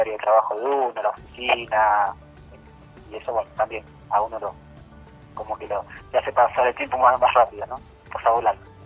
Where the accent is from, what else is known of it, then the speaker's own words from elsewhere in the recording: Buenos Aires, Argentina; soy de Buenos Aires